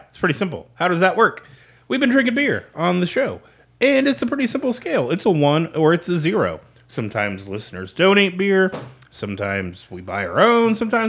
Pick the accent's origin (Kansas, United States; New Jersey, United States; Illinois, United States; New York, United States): Kansas, United States; Well, it's my home